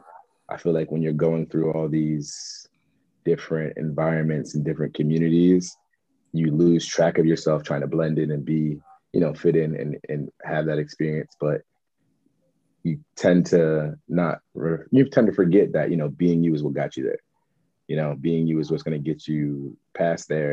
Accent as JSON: {"language": "English", "town": "Trenton", "region": "New Jersey", "country": "United States", "tie": "born or raised there", "said": "growing up in Trenton, when I grew up in the city, was a melting pot of people"}